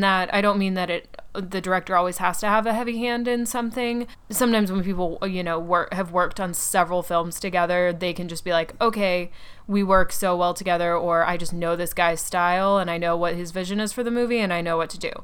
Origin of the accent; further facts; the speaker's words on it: Atlanta, Georgia, United States; now in New York City, United States; I grew up in Atlanta